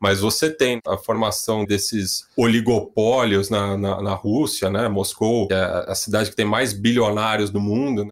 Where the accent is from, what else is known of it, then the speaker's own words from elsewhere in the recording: São Paulo, Brazil; vivendo aqui, nascido e criado aqui em São Paulo